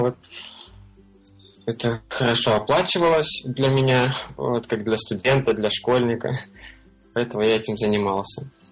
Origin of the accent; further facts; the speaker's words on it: Belgorod, Belgorod Oblast, Russia; moved away as an adult; now in Thailand; я из Белгорода вообще родом